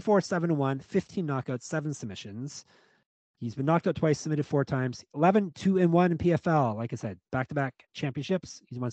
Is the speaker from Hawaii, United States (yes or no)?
yes; Hawaii, United States; because I am Hawaiian after all.